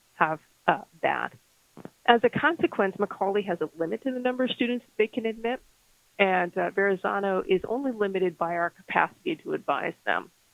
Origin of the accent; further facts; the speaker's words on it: Las Cruces, New Mexico, United States; moved away; I went to, to New Mexico State University in my hometown of Las Cruces, New Mexico